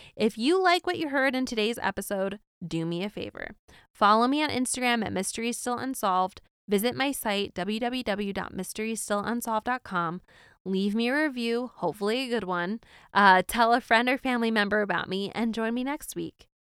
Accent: East Coast, United States; Growing up on the East Coast, I never went to Disneyland

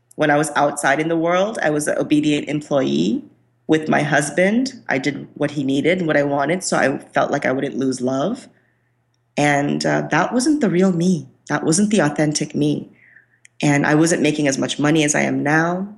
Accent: Kolkata, West Bengal, India; I am from India. I was born in Calcutta, which is the land of Shakti

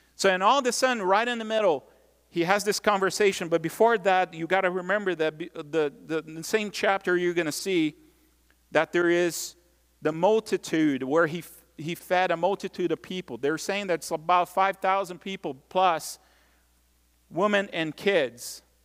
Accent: Brazil; moved away; growing up in Brazil

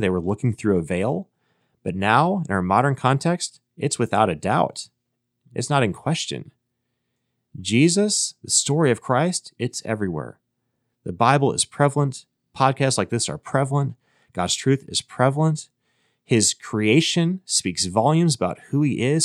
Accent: Minnesota, United States; I was born in Minnesota

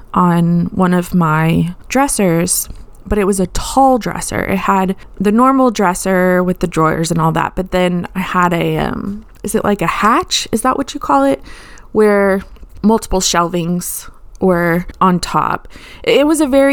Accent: Austin, Texas, United States; I lived in Austin, Texas. I'm from Austin

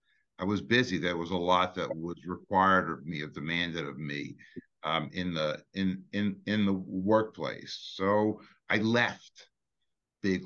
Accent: New York City, New York, United States; I grew up in Brooklyn.

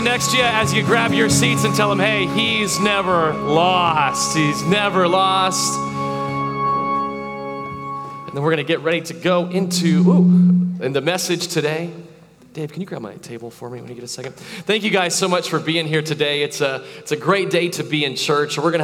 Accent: Tarpon Springs, Florida, United States; She still lives in that house that I grew up in over in Tarpon Springs, Florida.

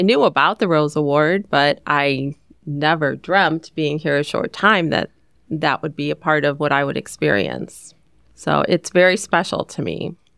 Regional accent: Ohio, United States; moved away as an adult; also born or lived in Northern Virginia; I grew up in Ohio

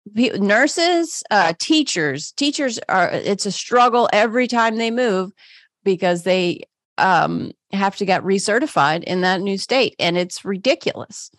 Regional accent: Pittsburgh, Pennsylvania, United States; moved away; I grew up in Pittsburgh.

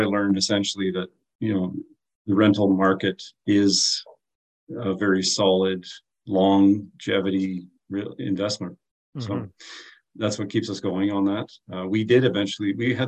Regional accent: Prince George, British Columbia, Canada; moved away as an adult; now in Kamloops, Canada; we born and raised in Prince George, lived there for most of our lives until 8 years ago, we moved to Kamloops.

